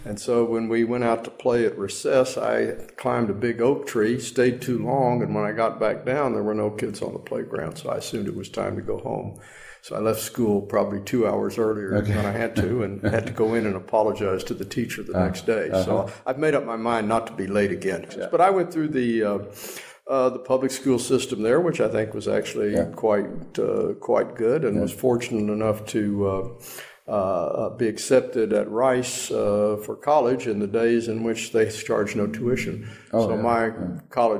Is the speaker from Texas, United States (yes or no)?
yes; Austin, Texas, United States; also born or lived in Washington, D.C.; we moved to Texas probably when I was about a year and a half old because my mother had actually grown up there after coming to the States